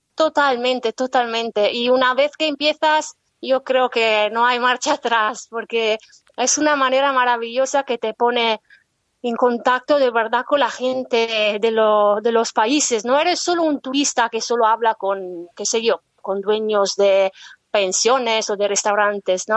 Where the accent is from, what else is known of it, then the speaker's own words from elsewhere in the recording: northern Italy, Italy; Spanish is a second language; moved away as an adult; yo soy del norte de Italia